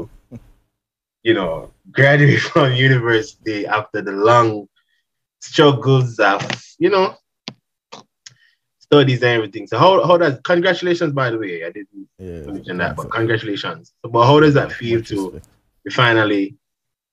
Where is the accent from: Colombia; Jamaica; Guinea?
Jamaica; growing up in Jamaica